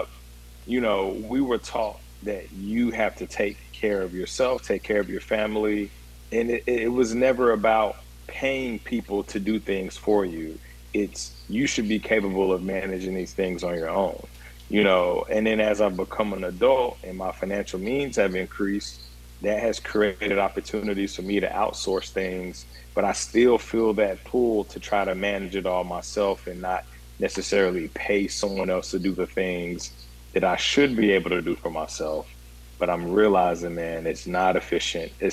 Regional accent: Ghana; now in Nashville, United States; my journey through the world being Ghanaian

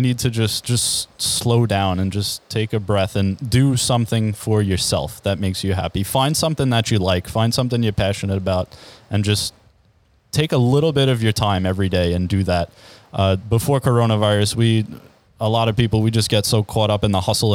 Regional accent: Levittown, New York, United States; also born or lived in Queens, New York; I was actually born in Queens. I moved out to Long Island when I was 2 years old. I grew up in Levittown, New York

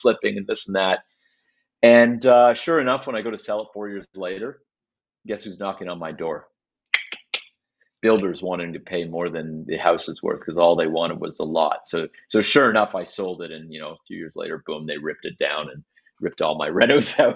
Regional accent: Mississauga, Ontario, Canada; growing up in Mississauga, which is where I'm from originally

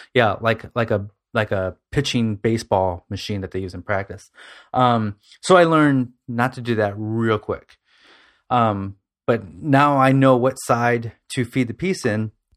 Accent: Toledo, Ohio, United States; I'm from Toledo, Ohio

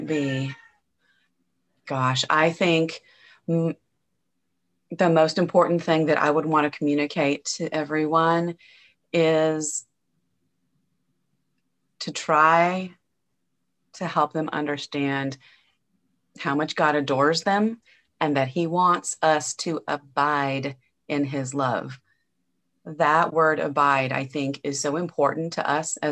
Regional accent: Nebraska, United States; born or raised there; now in Angleton, Texas, United States

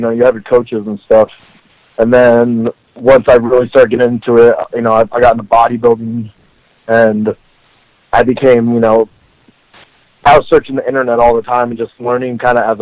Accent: Arizona, United States; I've been an Arizona boy my whole life

